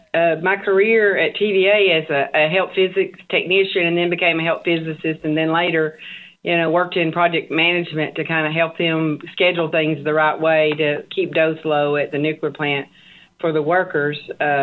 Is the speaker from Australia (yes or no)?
no; Chattanooga, Tennessee, United States; I'm from Chattanooga, Tennessee.